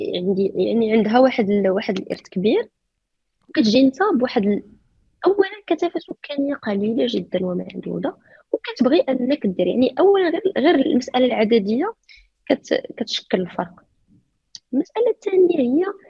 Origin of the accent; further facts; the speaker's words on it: Morocco; نحن كمغاربه